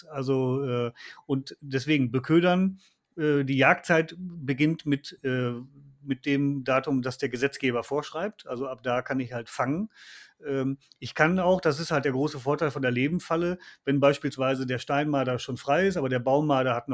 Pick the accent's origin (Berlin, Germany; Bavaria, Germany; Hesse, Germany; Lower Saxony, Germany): Lower Saxony, Germany; ich komme halt aus, aus Niedersachsen und komme aus einer Niederwildgegend und da wurde der Fuchs äh, äh, immer geschossen.